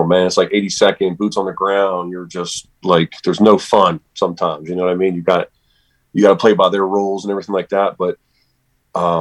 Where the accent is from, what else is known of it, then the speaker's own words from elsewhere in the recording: Steubenville, Ohio, United States; born and raised in Steubenville, Ohio